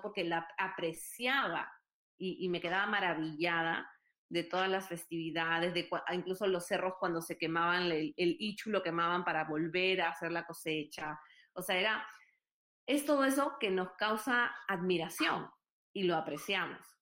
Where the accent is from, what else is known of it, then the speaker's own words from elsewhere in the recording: Lima, Peru; now in Texas, United States; Yo soy de Lima, mi papá es de Lima, su familia es de Italia